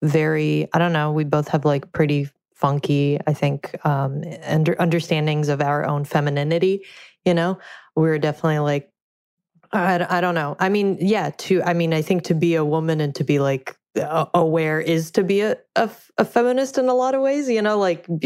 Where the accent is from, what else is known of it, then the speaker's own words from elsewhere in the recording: Russia; moved away; I grew up in Russia